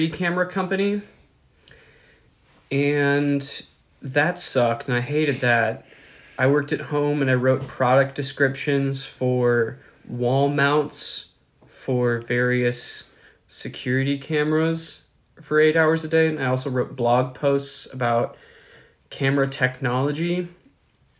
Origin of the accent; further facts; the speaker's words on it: Milwaukee, Wisconsin, United States; I'm from Milwaukee, Wisconsin